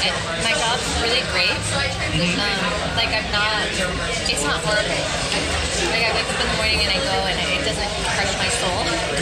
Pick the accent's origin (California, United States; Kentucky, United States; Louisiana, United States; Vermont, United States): California, United States; Northern; also born or lived in New York; now in Los Angeles, United States; I moved to LA in like 2011. I grew up in California, Northern California.